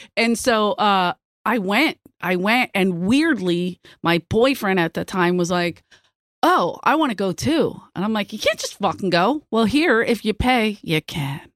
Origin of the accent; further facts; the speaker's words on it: Philadelphia, Pennsylvania, United States; moved away; I'm from Philly